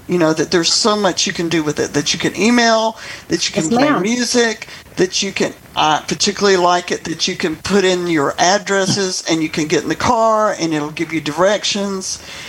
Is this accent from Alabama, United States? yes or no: yes; Birmingham, Alabama, United States; I'm from Birmingham, Alabama.